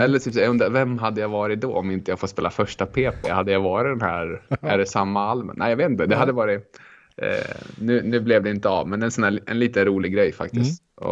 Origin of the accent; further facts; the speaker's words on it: Rättvik, Dalarna County, Sweden; moved away; also born or lived in Örnsköldsvik / Ystad; jag växte upp i Rättvik mellan, mm. en by mellan Leksand och Mora eh, och där har jag växt upp.